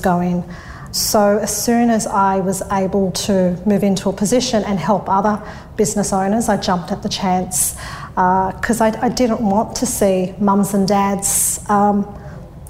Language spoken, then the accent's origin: English; Sydney, New South Wales, Australia; I grew up in Thornlie, which is the northwest of Sydney. I was born and bred around there.